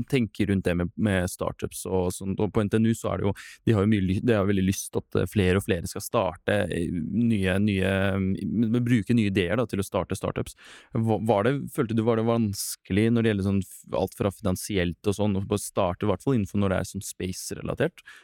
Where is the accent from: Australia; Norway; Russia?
Russia; Norwegian is a second language; Jeg kommer fra Russland.